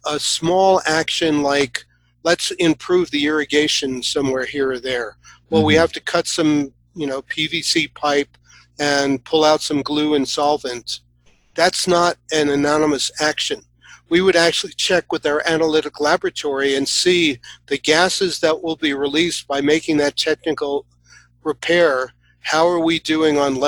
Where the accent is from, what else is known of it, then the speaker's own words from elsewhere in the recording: New York City, New York, United States; I grew up in New York. You know, I grew up in Queens with a lot of amazing parks.